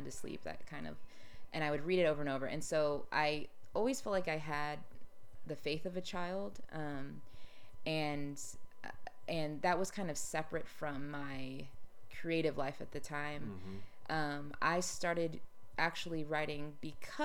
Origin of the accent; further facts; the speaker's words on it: Austin, Texas, United States; moved away as an adult; also born or lived in New York City; I grew up in Austin